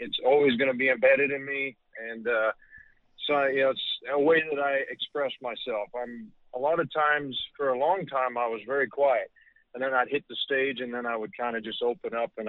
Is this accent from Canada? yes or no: yes; Canada; the beautiful country of Canada, my home country